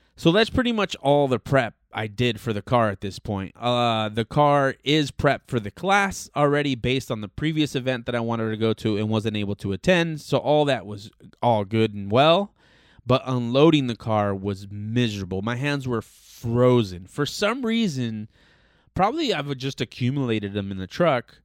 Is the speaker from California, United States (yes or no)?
yes; Los Angeles, California, United States; born and raised in Southern California, born and raised in Los Angeles specifically